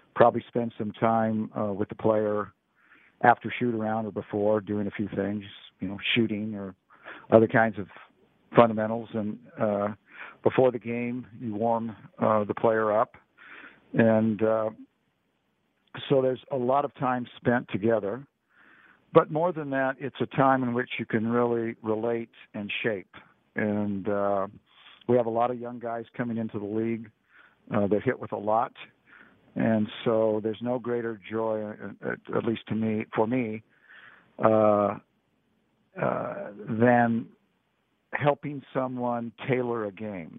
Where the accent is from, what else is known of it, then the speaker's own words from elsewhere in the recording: Laton, California, United States; Layton's a small farming community. I grew up on a on a farm, uh, four miles from from Layton